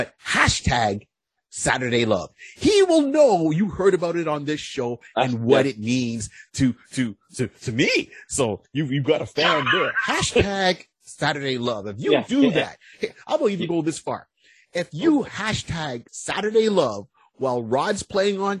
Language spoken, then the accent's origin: English; Canada; also born or lived in Ontario; We are the Canadian version of the Plastic Cup Boys or Blue Collar Comedy